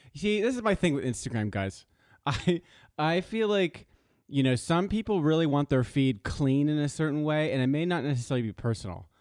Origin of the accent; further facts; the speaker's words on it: Los Angeles, California, United States; moved away as an adult; also born or lived in East Coast; I grew up in Los Angeles, yes. Uh, I was born in West Hollywood